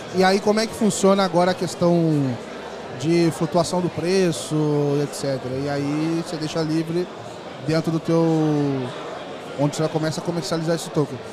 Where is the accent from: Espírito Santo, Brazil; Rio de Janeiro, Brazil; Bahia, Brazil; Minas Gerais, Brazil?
Rio de Janeiro, Brazil; Volta Redonda; lá na minha cidade, Volta Redonda, no Rio